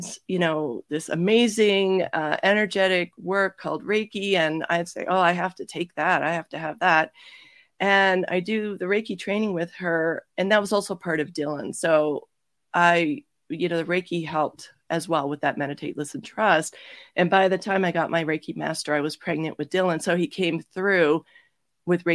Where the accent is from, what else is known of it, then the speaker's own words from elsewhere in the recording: Toronto, Ontario, Canada; moved away as an adult; also born or lived in Georgia, United States; I'm originally from Toronto